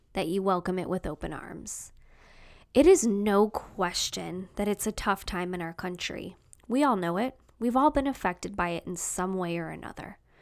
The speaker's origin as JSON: {"language": "English", "town": "Chicago", "region": "Illinois", "country": "United States", "said": "I'm from Chicago, the city, the South Side"}